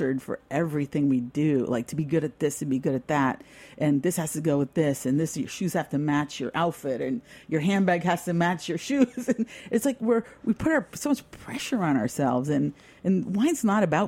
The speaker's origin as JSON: {"language": "English", "region": "New York", "country": "United States", "moved": "yes", "lives_now": "Napa, United States", "said": "I'm from New York and I grew up drinking European wines"}